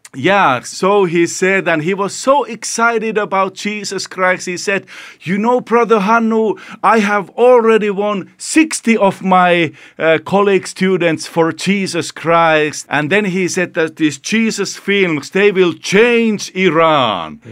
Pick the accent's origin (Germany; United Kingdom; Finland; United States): Finland; I come from Finland